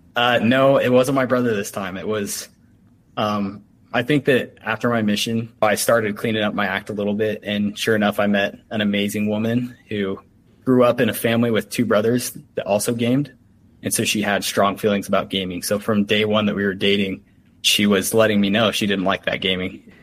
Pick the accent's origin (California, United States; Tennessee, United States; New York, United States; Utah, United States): Utah, United States; I'm from Utah